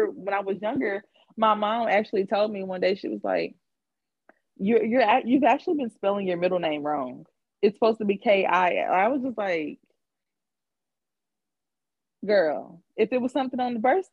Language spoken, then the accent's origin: English; San Diego, California, United States; moved away; I was born in San Diego